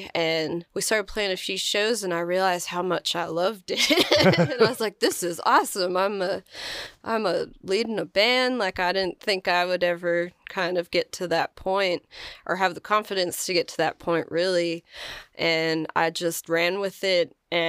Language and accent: English; Philadelphia, Pennsylvania, United States; moved away as an adult; now in Nashville, United States; Well, I came to Nashville. I'm originally from Philadelphia, and I came here about 10 years ago, I think now.